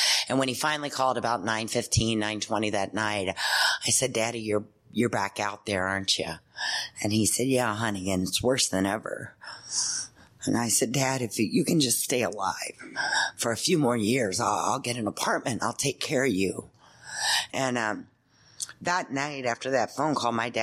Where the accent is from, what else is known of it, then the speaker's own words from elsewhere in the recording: Louisville, Kentucky, United States; I'm from Kentucky.